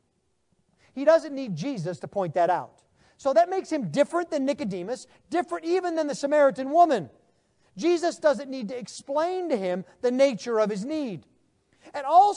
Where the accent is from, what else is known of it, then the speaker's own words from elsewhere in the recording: United States; being American